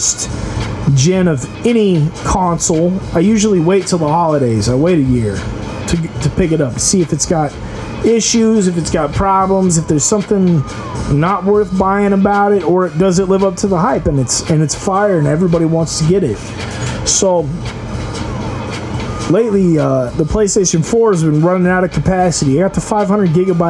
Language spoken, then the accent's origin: English; United States; I'm an American